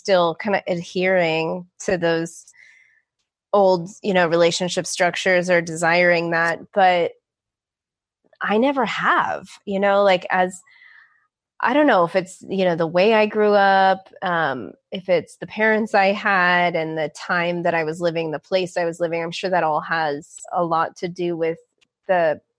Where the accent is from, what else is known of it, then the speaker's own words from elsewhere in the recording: San Francisco, California, United States; growing up in San Francisco